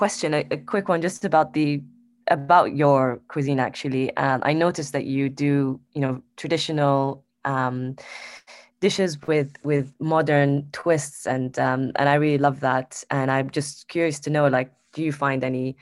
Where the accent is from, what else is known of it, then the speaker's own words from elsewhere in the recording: Saudi Arabia; I'm Saudi. I'm three quarters Saudi, one quarter Palestinian.